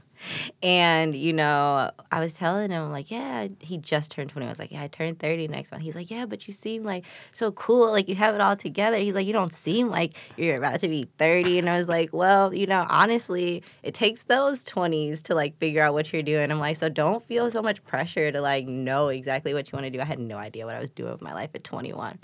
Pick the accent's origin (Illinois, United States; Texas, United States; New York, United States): Illinois, United States; Chicago; I'm from the east side